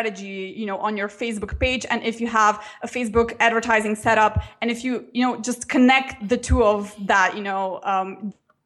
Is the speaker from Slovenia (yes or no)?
yes; Slovenia; So it's a small country, only 2 million inhabitants. So we're really, really small.